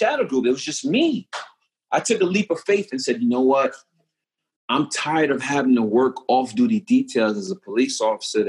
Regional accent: New York City, New York, United States; moved away; I'm from Brooklyn, New York

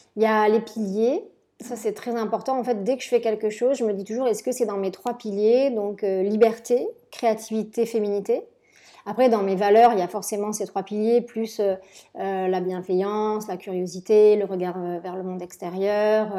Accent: Marseille, Provence-Alpes-Côte d'Azur, France; moved away as an adult; also born or lived in Paris / Milan; retourner chez moi à Marseille

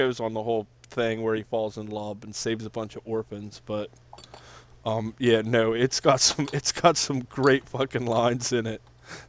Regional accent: Cumberland, Maryland, United States; when we were in Cumberland, growing up in Cumberland

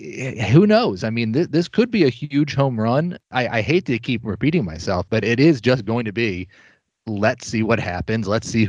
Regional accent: Philadelphia, Pennsylvania, United States; I grew up in and around Philly. I lived in Philly in my 20s.

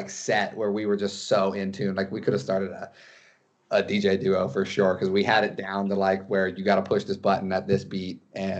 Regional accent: Carlsbad, California, United States; We're all from North County, so like, I guess we're all from Carlsbad. But, you know, Encinitas, Carlsbad, Leucadia, it's all one and the same.

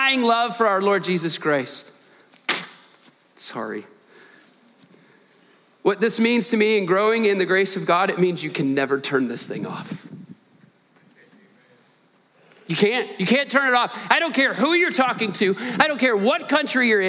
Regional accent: Dallas, Texas, United States; we grew up in Dallas

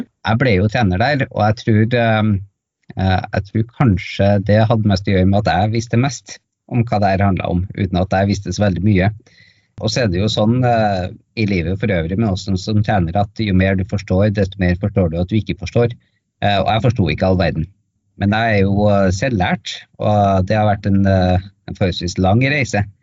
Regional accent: Norway; also born or lived in Tromsø; kom jeg hjem til Norge

